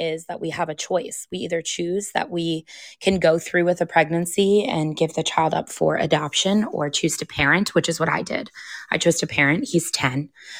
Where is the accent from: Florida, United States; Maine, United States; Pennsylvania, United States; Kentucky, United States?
Maine, United States; I was born in Maine. My mother lived in Maine for many years. We are all from the Northeast, Maine, Massachusetts, up there.